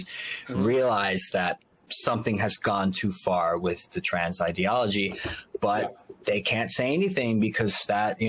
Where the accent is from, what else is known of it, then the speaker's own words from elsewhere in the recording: Elizabeth, New Jersey, United States; moved away; From my hometown, by the way, from Elizabeth, New Jersey